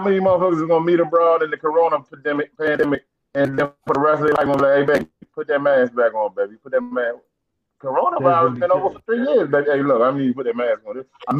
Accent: Maryland, United States; we are from Maryland.

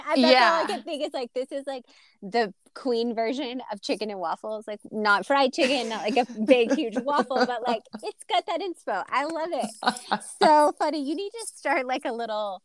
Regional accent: Texas, United States; moved away as an adult; now in North Carolina, United States; I did grow up on a ranch and we had big cattle tanks, but they were in the ground. I grew up in Texas

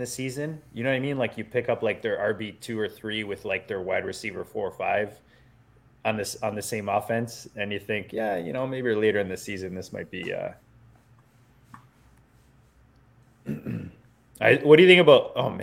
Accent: Canada; I'm legally binded as a Canadian.

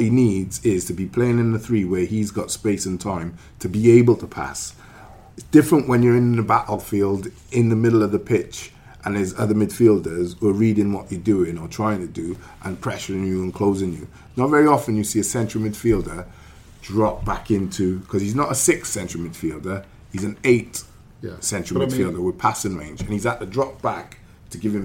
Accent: Welsh, Wales, United Kingdom; we're Welsh

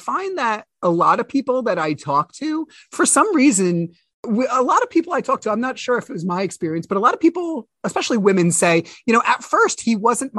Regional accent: United States; I'm a male from America

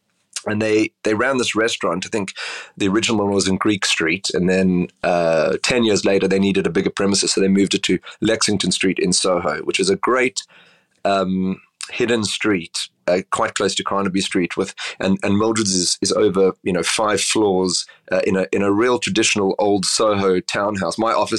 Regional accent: Cape Town, Western Cape, South Africa; So I grew up in Cape Town. I don't know if you've ever been to Cape Town, but it's a beautiful, sleepy city on the southern tip of Africa.

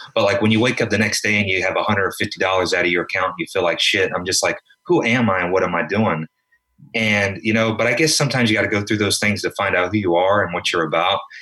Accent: South Carolina, United States; moved away as an adult; also born or lived in Florida / New York; now in Los Angeles, United States; I'm from South Carolina.

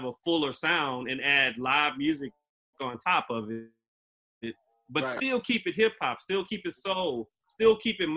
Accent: Beaumont, Texas, United States; I come all the way from Beaumont

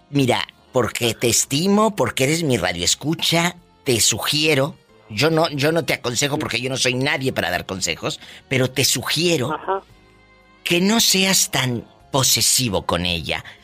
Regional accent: Durango, Mexico; soy de Durango, Durango.

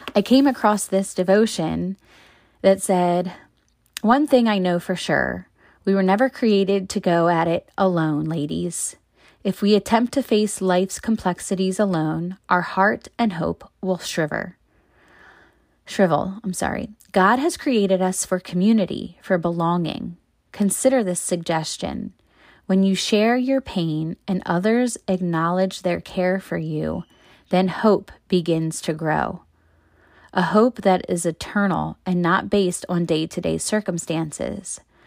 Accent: Maryland, United States; moved away as an adult; now in Pennsylvania, United States; I am not from Pennsylvania where I live now. I'm from Maryland

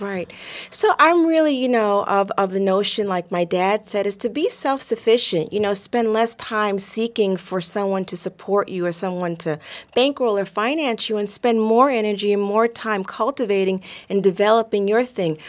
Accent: New York, United States; Growing up in New York in the seventies

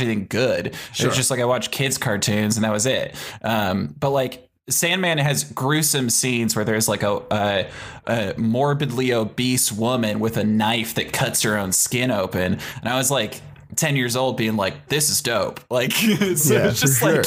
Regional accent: San Jose, California, United States; San Jose, California. I am a Bay Area boy.

